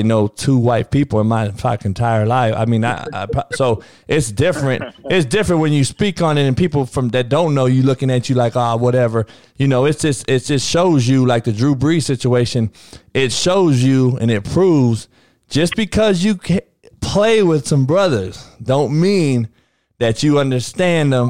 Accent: Compton, California, United States; I'm from Compton, grew up in it

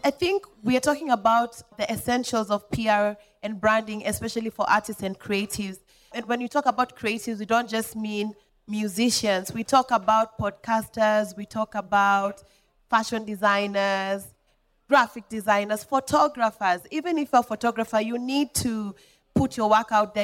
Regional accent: Molo, Nakuru County, Kenya; moved away; I came from Molo. I did not come from Nairobi

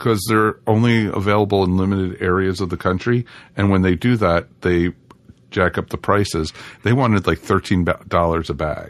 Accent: Maryland, United States; moved away; I grew up in Maryland.

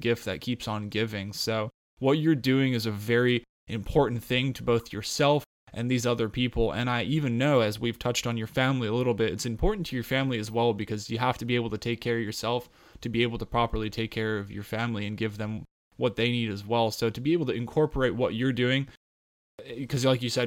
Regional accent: Colorado, United States; when I grew up in Colorado at, you know, 8,500, 9,000 feet, plenty of hikes all the time as a kid

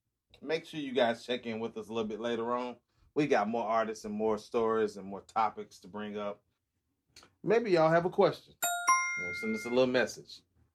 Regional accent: Atlanta, Georgia, United States; I'm from Atlanta

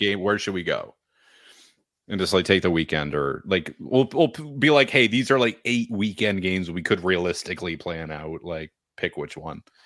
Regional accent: Nashua, New Hampshire, United States; I'm from Nashua

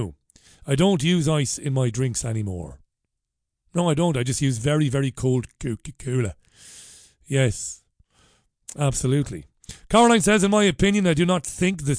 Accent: Ireland; now in Salford, United Kingdom; as an Irishman, we both of us are Irish

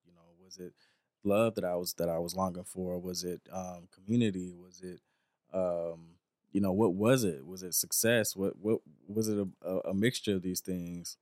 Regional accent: the South, United States; a young black Southern country boy growing up in the South

